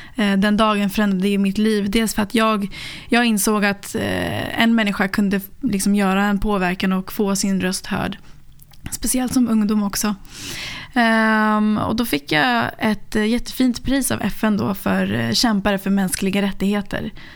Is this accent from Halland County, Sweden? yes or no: no; Sollentuna, Stockholm County, Sweden; jag är uppväxt i Sverige, eh, i Sollentuna